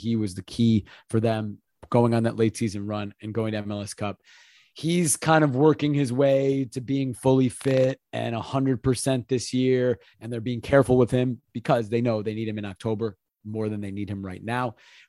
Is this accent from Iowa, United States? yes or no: no; Chicago, Illinois, United States; moved away; also born or lived in Portland; since I was 10 years old, growing up in Chicago.